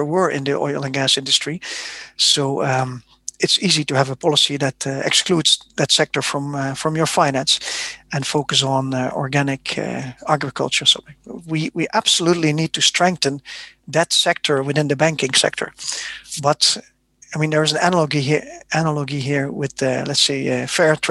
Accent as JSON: {"language": "English", "country": "Netherlands", "said": "I'm from the Netherlands"}